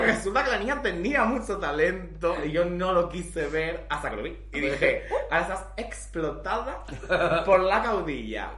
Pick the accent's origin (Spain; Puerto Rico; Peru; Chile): Spain; Valencian Community; soy valenciana